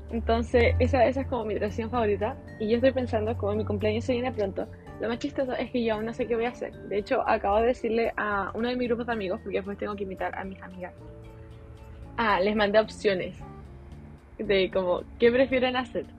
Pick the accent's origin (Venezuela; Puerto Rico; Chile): Chile; accent: Chilean; hablando no chileno, así como español neutro